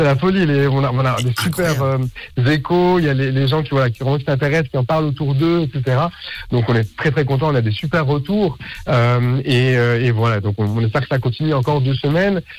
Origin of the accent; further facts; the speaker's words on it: Geneva, Switzerland; moved away as an adult; now in Basel, Switzerland; je suis de Genève. J'ai grandi à Genève et maintenant j'habite à Bâle